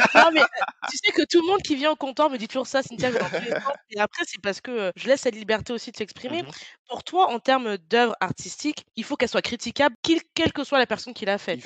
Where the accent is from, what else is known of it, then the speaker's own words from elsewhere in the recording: France; je suis née en France, j'ai grandi en France.